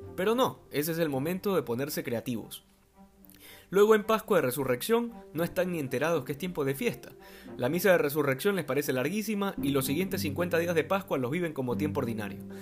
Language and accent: Spanish; Manabí, Ecuador; En mi país, concretamente en la provincia de Manabí